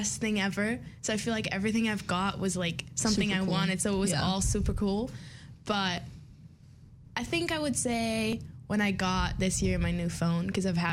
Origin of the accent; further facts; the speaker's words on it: Mannheim, Baden-Württemberg, Germany; moved away as an adult; I'm from Mannheim, Germany